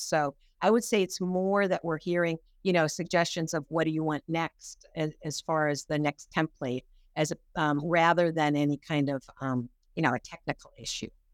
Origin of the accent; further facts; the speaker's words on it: Pasadena, California, United States; I grew up in Pasadena